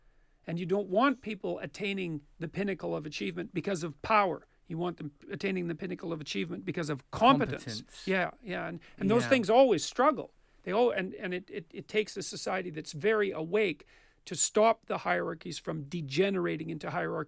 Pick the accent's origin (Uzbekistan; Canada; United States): Canada; because I'm Canadian.